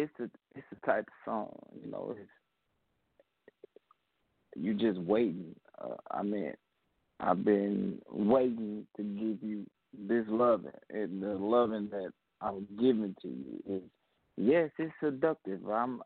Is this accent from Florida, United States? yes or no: no; Mississippi, United States; Well, I'm calling from Mississippi.